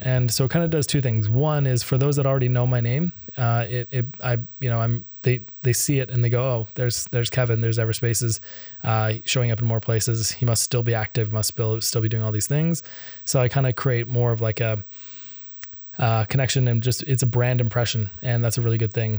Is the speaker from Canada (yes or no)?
yes; Canada; I'm Canadian.